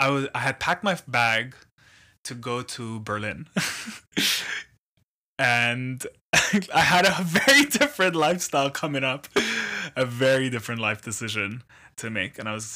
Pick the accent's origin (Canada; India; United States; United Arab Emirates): United Arab Emirates; Abu Dhabi; Abu Dhabi is interesting. Growing up there is a lot more special than going back as an adult. I can tell you that for sure. My family's been there for 40 years now.